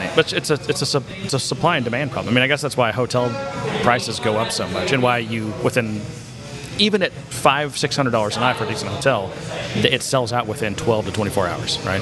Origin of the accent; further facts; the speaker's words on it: Frisco, Texas, United States; I'm from Frisco, Texas